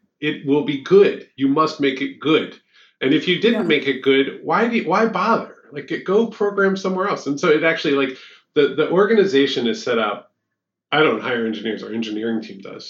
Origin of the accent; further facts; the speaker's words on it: Southeastern Pennsylvania, United States; I grew up in Pennsylvania. I've been Southeastern PA.